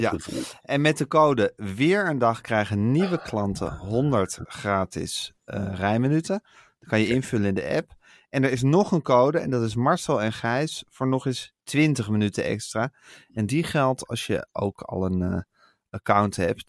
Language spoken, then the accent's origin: Dutch; Amsterdam, North Holland, Netherlands; de stad die mijn thuisstad is